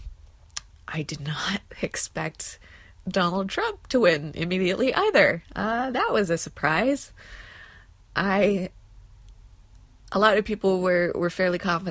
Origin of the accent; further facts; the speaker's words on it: New Jersey, United States; I'm from New Jersey